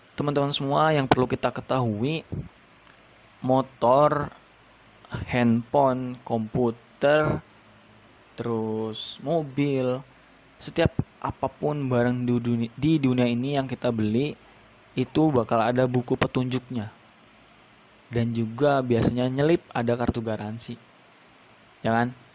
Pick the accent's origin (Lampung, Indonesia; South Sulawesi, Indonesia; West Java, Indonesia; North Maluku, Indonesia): West Java, Indonesia; Subang; now in Bekasi, Indonesia; saya lahir di Subang, ya kan, Jawa Barat, jadi saya Sunda.